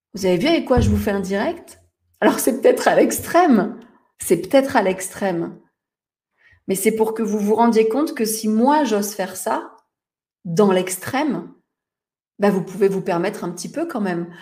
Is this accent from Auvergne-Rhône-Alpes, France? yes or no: no; Toulon, Provence-Alpes-Côte d'Azur, France; Je suis née à Toulon, à Toulon, Je suis une provinciale pour les Parisiens